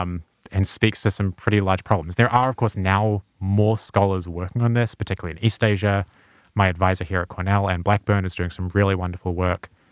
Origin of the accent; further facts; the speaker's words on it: New Zealand; moved away; I'm from New Zealand.